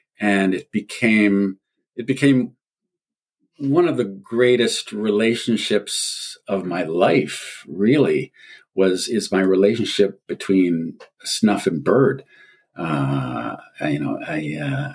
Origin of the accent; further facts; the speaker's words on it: Wisconsin, United States; I grew up in Wisconsin